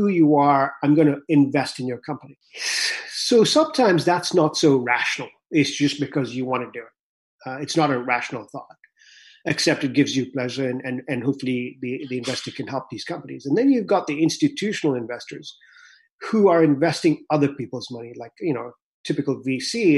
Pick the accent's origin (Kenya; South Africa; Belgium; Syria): Kenya; also born or lived in Vancouver, Canada; now in United States; when I was growing up in Kenya